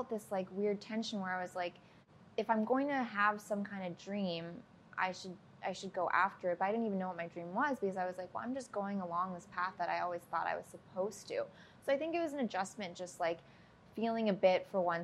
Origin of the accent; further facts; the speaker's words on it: Minnesota, United States; moved away as an adult; also born or lived in Chicago, United States; now in Los Angeles, United States; I grew up in Minnesota, and I went to school in, outside Chicago, lived in Chicago. So, like, very Midwest. Been in LA, like, almost 8 years now